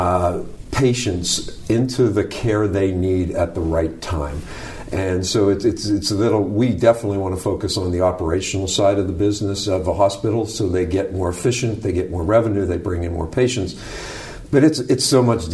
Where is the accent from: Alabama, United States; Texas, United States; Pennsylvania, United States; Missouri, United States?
Pennsylvania, United States; Pittsburgh; moved away as an adult; also born or lived in Chicago / Dallas / Columbus; I grew up here in the North Hills